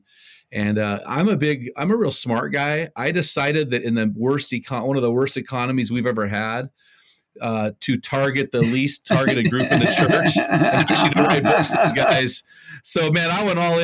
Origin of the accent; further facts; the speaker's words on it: Cal Poly, California, United States; Cal Poly, which is my hometown